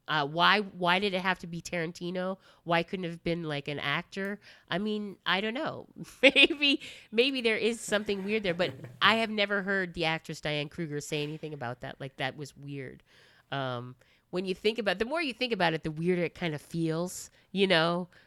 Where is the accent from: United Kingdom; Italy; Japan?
Japan; moved away; also born or lived in United States; I lived in Japan for twenty years, um, and pretty much grew up there